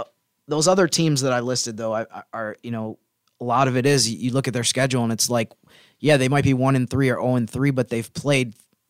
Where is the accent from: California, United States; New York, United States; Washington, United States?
New York, United States; Syracuse; I went to college about an hour from where I grew up, which is kind of in the Syracuse area